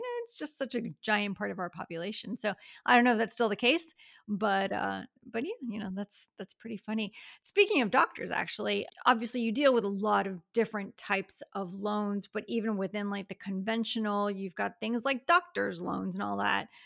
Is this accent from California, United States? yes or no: no; Miami, Florida, United States; now in Gainesville, United States; Miami girls who moved up here and never left.